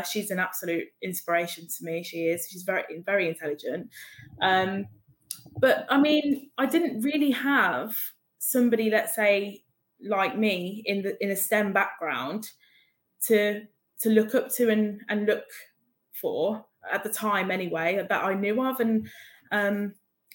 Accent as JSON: {"language": "English", "town": "Birmingham", "region": "West Midlands", "country": "United Kingdom", "moved": "yes", "said": "I'm from Birmingham originally."}